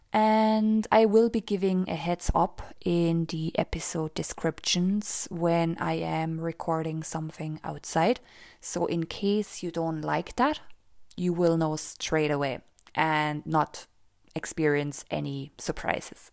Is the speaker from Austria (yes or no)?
yes; Austria; now in Cork, Ireland; I live in Cork, the south of Ireland, and I was born and raised in Austria, so I also speak German